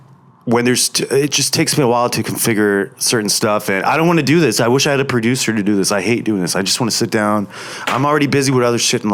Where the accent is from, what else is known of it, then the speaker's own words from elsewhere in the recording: New Jersey, United States; I guess I'm from Jersey. I mean, I'm kind of from Jersey a little bit.